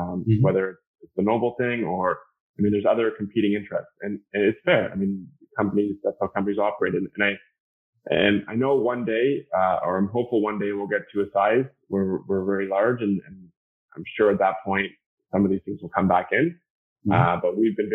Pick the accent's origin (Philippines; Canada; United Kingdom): Canada; I'm Canadian